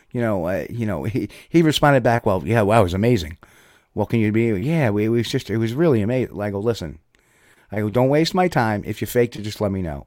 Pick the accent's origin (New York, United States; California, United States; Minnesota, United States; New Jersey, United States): New Jersey, United States; I'm from New Jersey, so I understand his language